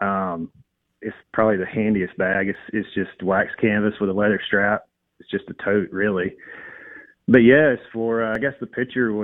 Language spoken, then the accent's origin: English; Raymond, United States; I'm from Raymond